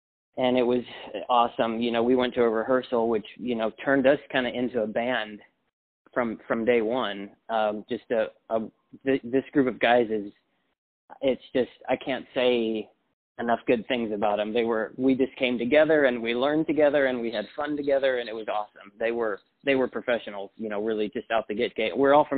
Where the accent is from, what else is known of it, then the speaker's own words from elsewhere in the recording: Texas, United States; born there; Yeah, I was born in West Texas, yeah, and then I've lived several places, but yeah.